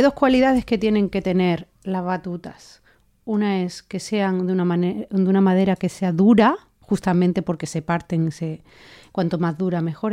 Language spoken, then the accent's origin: Spanish; Linares, Andalusia, Spain; now in Madrid, Spain; Jienense y debo de decir que linarense, de Linares